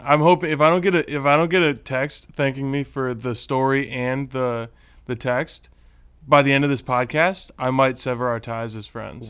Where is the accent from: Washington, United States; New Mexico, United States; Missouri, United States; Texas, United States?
Texas, United States; now in Southern California, United States; I'm a native Texan. I was born in Texas